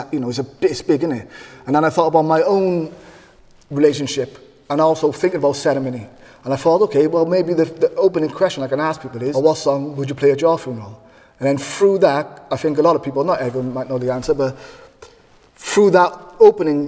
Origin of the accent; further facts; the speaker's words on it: Cardiff, Wales, United Kingdom; I'm from Butown, and like all communities, there's loads of traditions